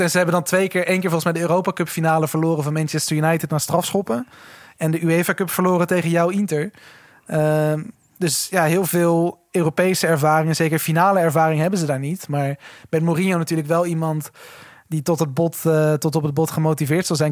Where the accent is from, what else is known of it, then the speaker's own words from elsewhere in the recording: Netherlands; het land waar we vandaan komen